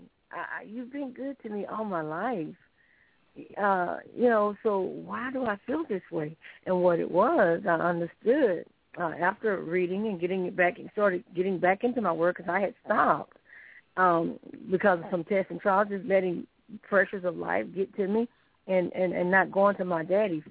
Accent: Sylacauga, Alabama, United States; I'm originally from Sylacauga, Alabama

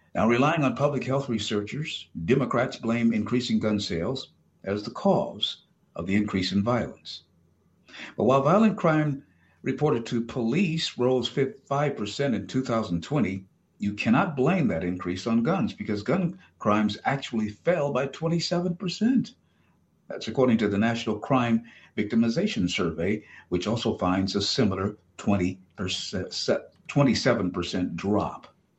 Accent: United States; as an American

